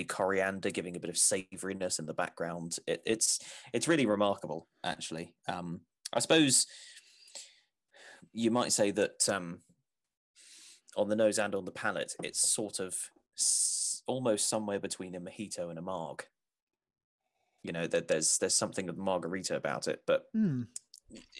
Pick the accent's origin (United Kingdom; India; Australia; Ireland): United Kingdom; England; as an English person